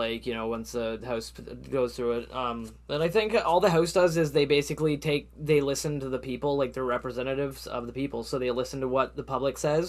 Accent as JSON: {"language": "English", "country": "Canada", "said": "as a Canadian"}